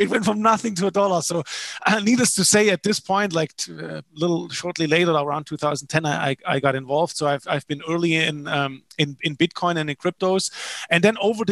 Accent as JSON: {"language": "English", "country": "Germany", "also_born_or_lived": "Paraguay", "moved": "as an adult", "said": "I'm originally from Germany, as you can probably hear."}